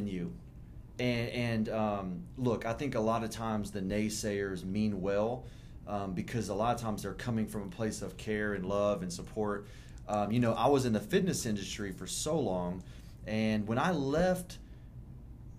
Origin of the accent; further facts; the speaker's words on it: Houston, Texas, United States; I was born in Houston, Texas. I'm born and raised here. I still live here.